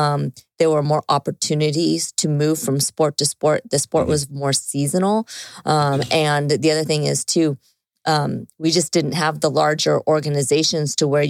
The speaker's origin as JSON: {"language": "English", "region": "California", "country": "United States", "tie": "born or raised there", "moved": "yes", "said": "growing up in Southern California and then moving away to the Midwest"}